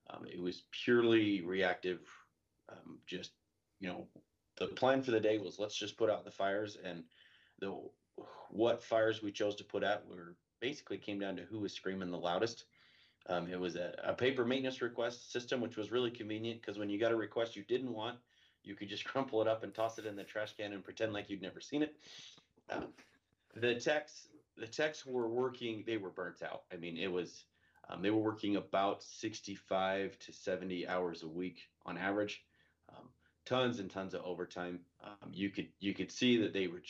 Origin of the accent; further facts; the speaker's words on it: Idaho, United States; I grew up out here in Idaho